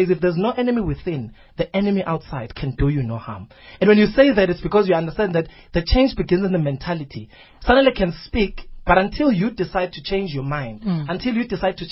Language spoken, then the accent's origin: English; Nongoma, KwaZulu-Natal, South Africa; also born or lived in Newcastle, South Africa; now in Johannesburg, South Africa; my hometown, Kwanongoma